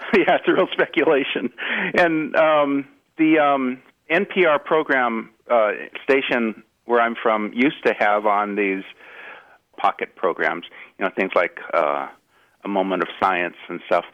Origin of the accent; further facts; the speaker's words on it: Los Angeles, California, United States; I'm from the Los Angeles area, and I grew up a Dodgers fan